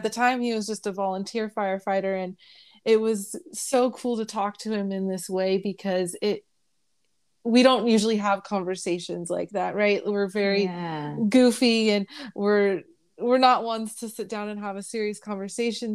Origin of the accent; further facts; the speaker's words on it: Bay Area, California, United States; now in Riverside County, United States; I grew up in the Bay Area